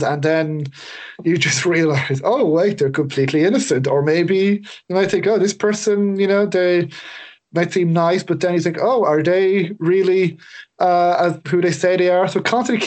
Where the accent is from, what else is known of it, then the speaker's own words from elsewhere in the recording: Ireland; I'm Irish